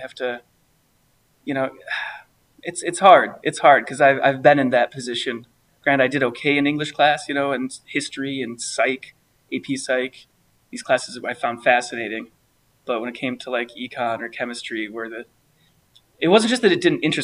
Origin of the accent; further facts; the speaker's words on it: Black River Falls, Wisconsin, United States; also born or lived in Eau Claire, Wisconsin / Hixton, Wisconsin; I was born technically in Eau Claire, Wisconsin, but grew up in the Black River Falls area, a little bit in Hixton, and then we moved to town